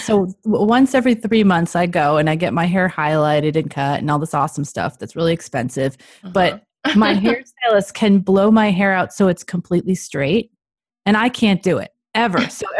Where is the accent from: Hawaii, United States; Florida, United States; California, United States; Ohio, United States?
California, United States; Modesto; I grew up in Modesto, which is probably about 30 minutes away from where she lives.